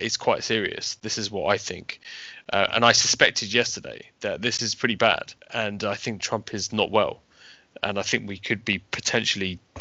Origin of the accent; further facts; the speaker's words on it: United Kingdom; I'm British